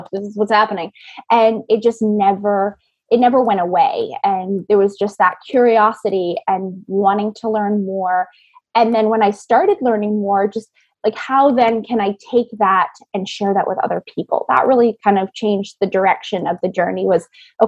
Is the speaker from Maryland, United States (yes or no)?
no; Maine, United States; I grew up in Maine